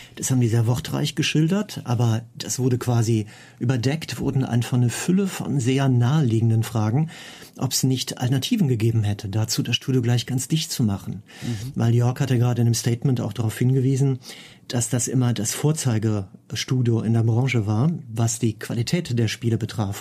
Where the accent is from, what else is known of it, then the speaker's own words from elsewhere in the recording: Cologne, North Rhine-Westphalia, Germany; bei mir in meiner Heimatstadt in Köln